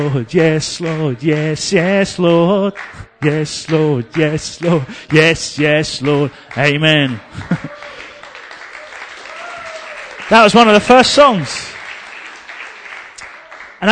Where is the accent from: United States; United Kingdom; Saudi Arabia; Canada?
United Kingdom; England; me and my English friend, we were over here. Oh, well, this isn't for us. We're English